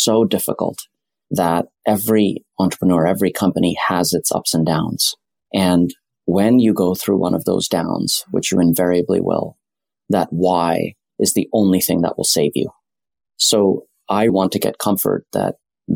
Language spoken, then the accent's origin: English; Silicon Valley, California, United States; also born or lived in Delhi, India; I grew up in Silicon Valley around the software industry.